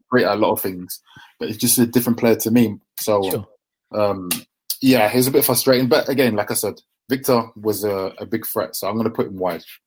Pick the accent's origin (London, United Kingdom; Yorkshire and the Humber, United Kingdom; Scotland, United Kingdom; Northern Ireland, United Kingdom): London, United Kingdom; we grew up in Deptford, Lewisham, so it's quite near the Millwall area